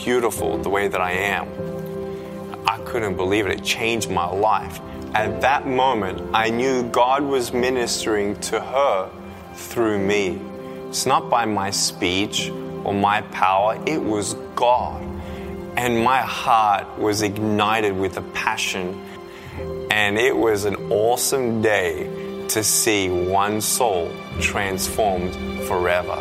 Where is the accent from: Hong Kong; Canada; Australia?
Australia; Melbourne, Victoria; I was born in Melbourne, Australia